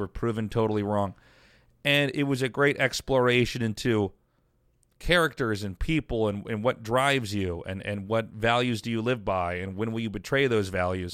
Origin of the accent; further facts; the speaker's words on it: Kansas, United States; moved away; also born or lived in Colorado; the conservative people that I grew up with in Kansas